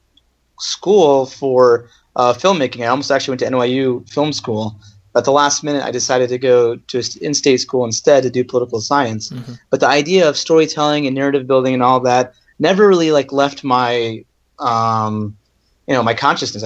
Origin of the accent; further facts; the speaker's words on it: Northern Virginia, United States; also born or lived in Maryland; I was born in Maryland. I grew up in Northern Virginia